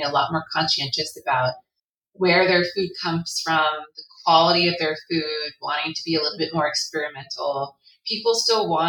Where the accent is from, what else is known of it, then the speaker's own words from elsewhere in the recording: California, United States; I'm from California